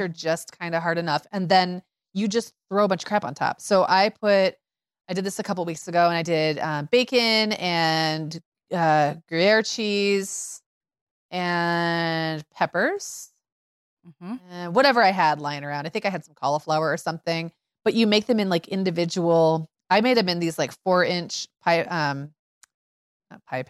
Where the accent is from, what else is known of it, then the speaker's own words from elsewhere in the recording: Midwest, United States; I grew up in Midwest 80s where casseroles were still really hanging on